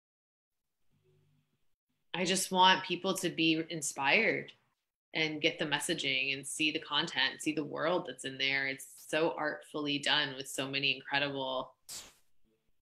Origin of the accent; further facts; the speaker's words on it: Kansas, United States; moved away; I grew up in Kansas of all places